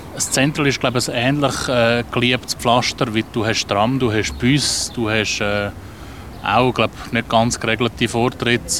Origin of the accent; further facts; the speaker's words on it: Zurich, Switzerland; also born or lived in Adliswil; Ich bin halt einfach schon ein Stadtkind